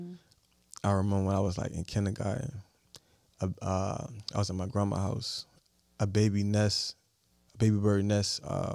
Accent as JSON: {"language": "English", "town": "Richmond", "region": "Virginia", "country": "United States", "said": "I'm from Richmond, Virginia."}